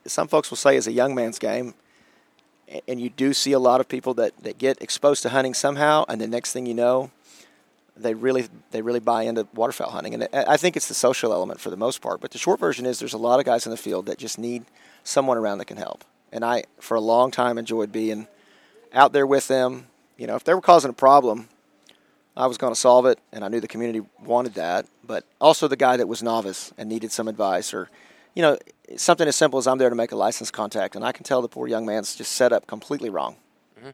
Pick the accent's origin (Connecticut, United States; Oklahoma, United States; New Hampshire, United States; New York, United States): Oklahoma, United States; Sand Springs; I grew up in Sand Springs, Oklahoma.